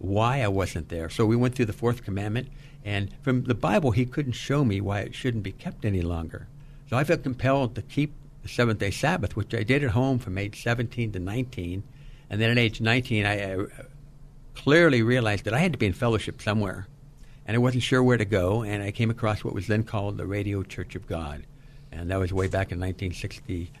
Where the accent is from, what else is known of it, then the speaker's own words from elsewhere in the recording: San Francisco, California, United States; also born or lived in San Jose / Watsonville; Born and raised in San Francisco, second generation San Franciscan